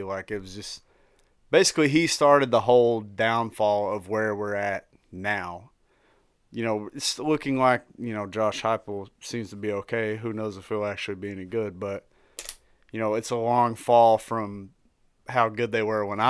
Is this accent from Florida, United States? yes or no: no; Tennessee, United States; I am from Tennessee.